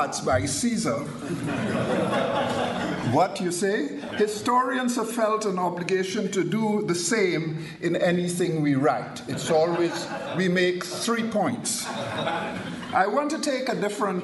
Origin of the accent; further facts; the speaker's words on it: Trinidad & Tobago; moved away; When I was a kid growing up in Trinidad